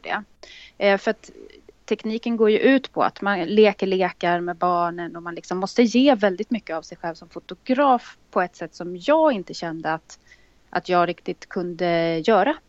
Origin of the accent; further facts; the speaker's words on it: Stockholm, Stockholm County, Sweden; Jag är född och uppvuxen här i Stockholm och bor i Stockholm